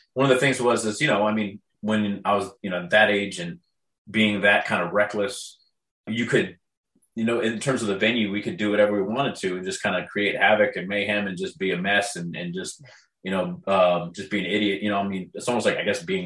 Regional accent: San Juan Capistrano, California, United States; also born or lived in Dana Point, California; I grew up in San Juan Capistrano, which is only about 20 to 30 minutes south of Irvine. That's where, my first formative years, probably 1 through 12 years old

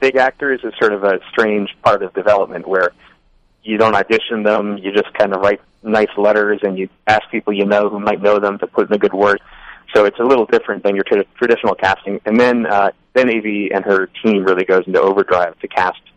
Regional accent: Newton, Massachusetts, United States; where I grew up, which is, you know, Newton, which is a suburb of Boston.

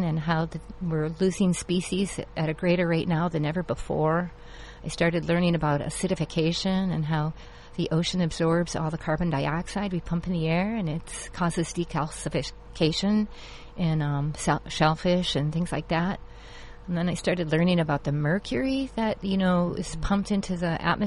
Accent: Kenosha, Wisconsin, United States; now in Orange County, United States; I moved here from Wisconsin as well. I grew up just a few blocks from Lake

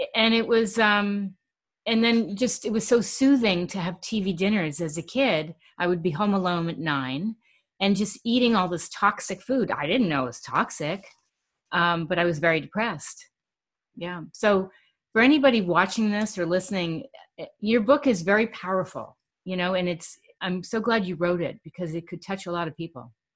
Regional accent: New York City, New York, United States; my life really consisted of fast food growing up in New York City

